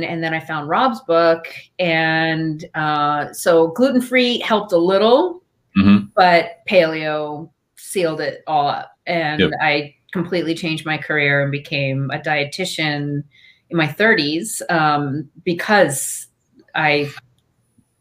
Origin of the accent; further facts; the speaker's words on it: Eastern Long Island, New York, United States; I grew up on Eastern Long Island, where it's kind of known as a vacation destination for a lot of New Yorkers